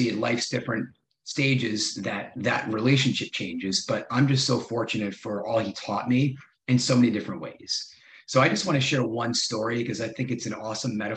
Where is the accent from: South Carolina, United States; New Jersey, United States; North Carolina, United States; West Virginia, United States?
New Jersey, United States; Madison; also born or lived in New York City; growing up in Madison, New Jersey, great suburb